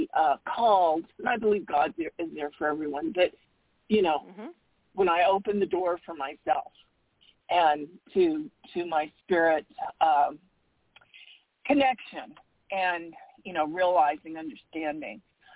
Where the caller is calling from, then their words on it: Arizona, United States; from Arizona.